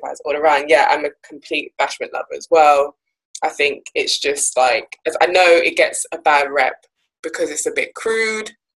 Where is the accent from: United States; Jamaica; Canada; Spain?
Jamaica; I'm also from Jamaica